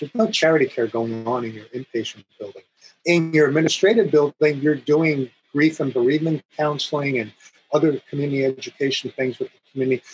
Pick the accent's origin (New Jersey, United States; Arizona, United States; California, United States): New Jersey, United States; moved away as an adult; also born or lived in Iowa; I grew up in New Jersey